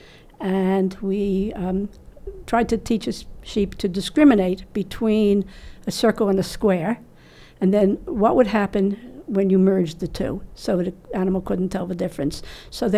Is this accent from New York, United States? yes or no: yes; New York City, New York, United States; I grew up in the Bronx in New York City